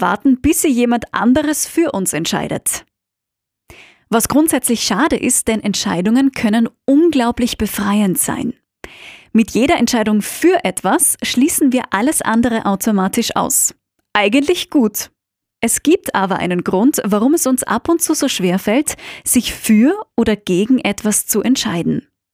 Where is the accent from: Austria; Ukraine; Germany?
Austria; moved away; meine Heimat Österreich